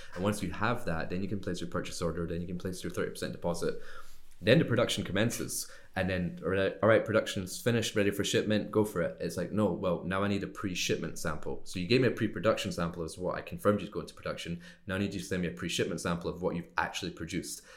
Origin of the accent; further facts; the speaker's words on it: Scotland, United Kingdom; moved away as an adult; also born or lived in Glasgow / Miami / China; I grew up in Scotland, uh, in the U K.